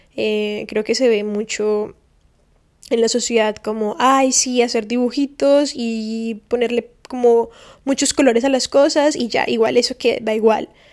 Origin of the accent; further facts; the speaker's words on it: Valle del Cauca, Colombia; moved away as an adult; now in Miami, United States; el valle, que es el departamento de donde vengo